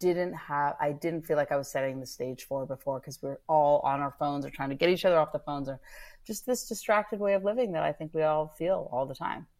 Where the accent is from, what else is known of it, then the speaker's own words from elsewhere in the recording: Northern California, United States; I grew up in Northern California.